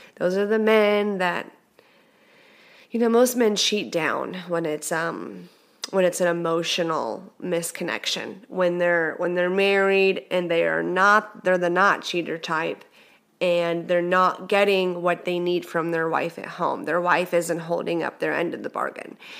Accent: Texas, United States; moved away; I'm from Texas. I'm Texas is in my heart

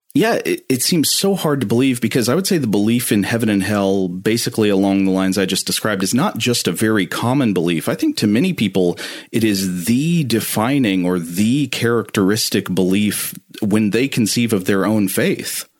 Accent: East Tennessee, United States; I grew up in East Tennessee, surrounded by a lot of fundamentalist Christianity.

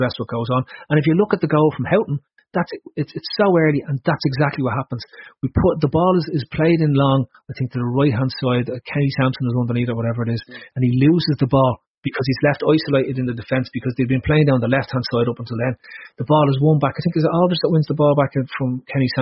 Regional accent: Ireland; as an Irish kid

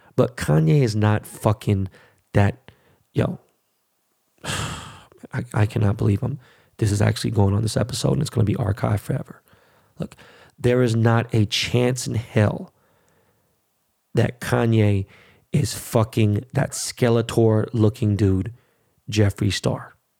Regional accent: United States; I was born and raised in this motherfucking country

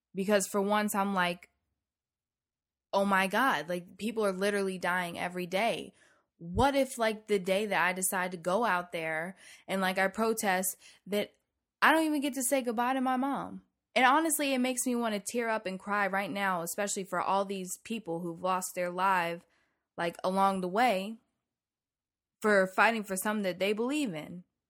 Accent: the South, United States; growing up in the South

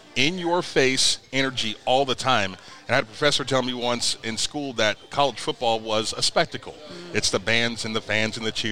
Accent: Youngstown, Ohio, United States; growing up in Youngstown, Ohio, not the place where we've got baseball equipment

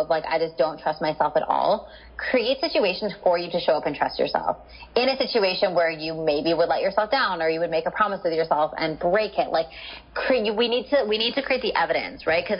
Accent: Canada; moved away as an adult; now in San Diego, United States; I'm Canadian. I had like a house and a car and my family and all of my belongings and my business and et cetera, et cetera. Everything was in Canada.

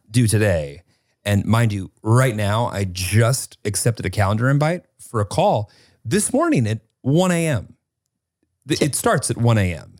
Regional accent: United States; as the American

